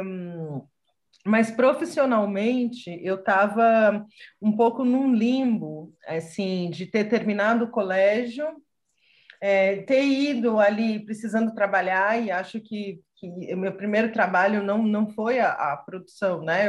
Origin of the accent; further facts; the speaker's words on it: São Paulo, Brazil; eu sou nascida e criada em São Paulo